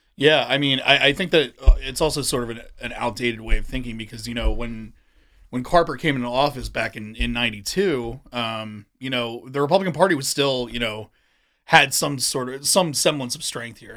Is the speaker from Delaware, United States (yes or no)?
yes; Wilmington, Delaware, United States; I'm from, uh, Wilmington. I grew up in, uh, in, in North Wilmington